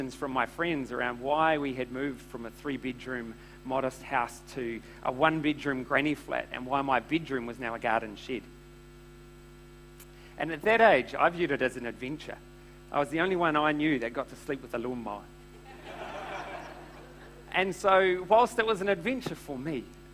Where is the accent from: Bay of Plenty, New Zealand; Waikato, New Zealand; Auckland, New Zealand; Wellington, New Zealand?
Bay of Plenty, New Zealand; Tauranga; So I was brought up in Tauranga